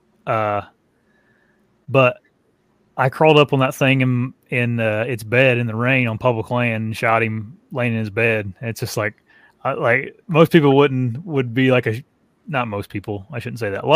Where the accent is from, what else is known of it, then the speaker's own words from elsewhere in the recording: Southern Indiana, United States; I'm from Southern Indiana